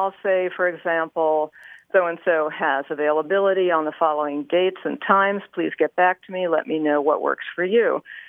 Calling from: San Diego, California, United States; I'm calling from San Diego.

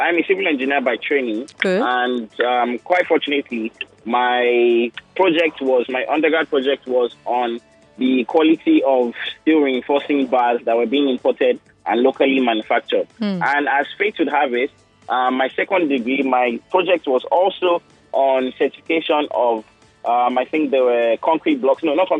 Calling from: Ikoyi, Lagos, Nigeria; I'm calling you from Iko.

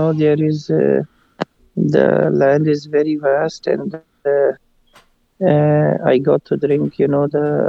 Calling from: Montreal, Quebec, Canada; I'm calling from Montreal.

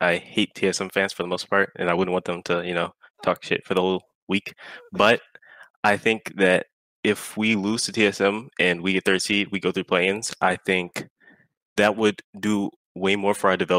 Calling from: Chicago, Illinois, United States; I'm calling from Chicago, Illinois.

